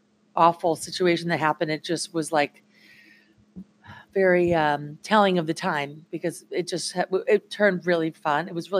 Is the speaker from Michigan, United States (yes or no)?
yes; Flint, Michigan, United States; moved away as an adult; now in New York, United States; I'm born and raised in Flint, Michigan. I moved to New York in the 90s when I was 18.